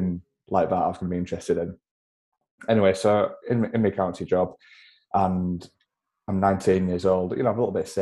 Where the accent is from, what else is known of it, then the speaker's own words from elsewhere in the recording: Yorkshire and the Humber, United Kingdom; accent: Yorkshire; I'm from Yorkshire. It's about 20 miles below York. It's about 30 odd miles from Leeds. So it's kind of smack bang in the middle of East Yorkshire.